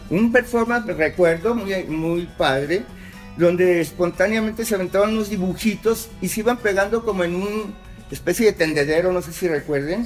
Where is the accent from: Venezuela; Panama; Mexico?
Mexico; Mexico City; moved away as an adult; now in Guadalajara, Mexico; yo soy chilaki, soy chilango. digamos, yo me vengo, llego aquí a Guadalajara en el 80